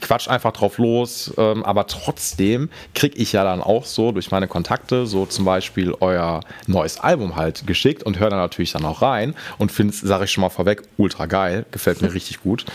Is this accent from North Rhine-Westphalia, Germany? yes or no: yes; Essen, North Rhine-Westphalia, Germany; ich komme aus Essen und bin in Essen